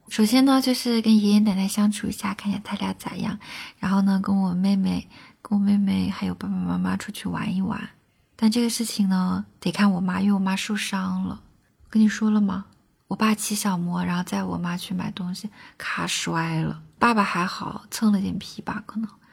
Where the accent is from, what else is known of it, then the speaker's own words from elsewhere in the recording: China; first language Chinese; 我不光能有中国人的视角